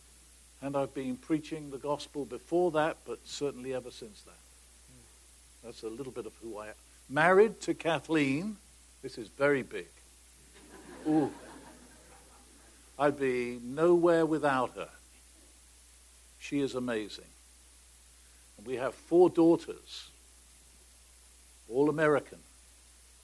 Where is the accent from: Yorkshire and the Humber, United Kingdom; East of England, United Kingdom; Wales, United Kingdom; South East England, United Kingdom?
South East England, United Kingdom; Oxford; Born and raised in England, in an irreligious family, in Oxford, in 1936